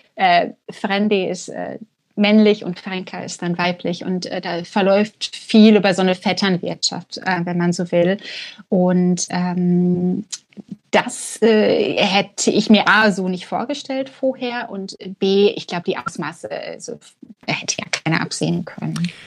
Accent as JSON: {"language": "German", "town": "Bochum", "region": "North Rhine-Westphalia", "country": "Germany", "moved": "as an adult", "lives_now": "Reykjavik, Iceland", "said": "ich komme ja aus dem Ruhrgebiet ursprünglich, ähm, aus Bochum"}